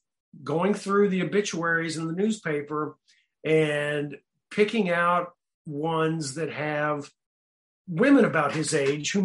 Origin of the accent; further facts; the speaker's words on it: United States; the Kansas City Star, which was our local big city newspaper